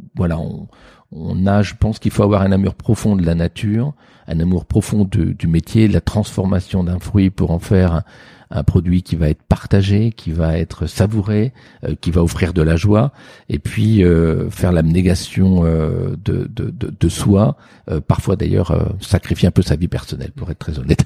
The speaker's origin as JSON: {"language": "French", "town": "Sancerre", "region": "Centre-Val de Loire", "country": "France", "tie": "born or raised there", "said": "j'ai fini par être baptisé … Sancerre"}